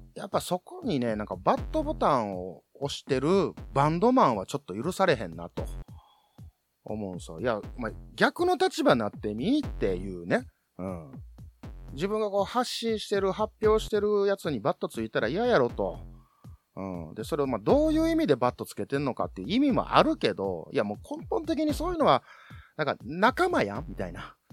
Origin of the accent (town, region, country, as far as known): Kansai, Japan